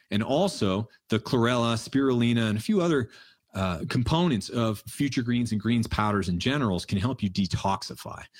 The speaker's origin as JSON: {"language": "English", "region": "New Hampshire", "country": "United States", "tie": "born or raised there", "said": "We grew up in New Hampshire"}